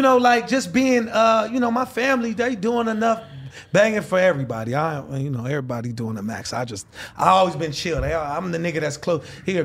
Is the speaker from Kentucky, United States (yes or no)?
no; Los Angeles, California, United States; All over LA. Shit. That point in time, I was living off since in LA and La Brea.